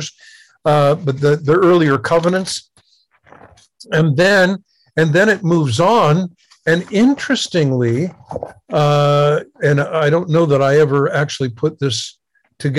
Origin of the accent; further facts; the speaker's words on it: United States; I grew up in America in the 50s and 60s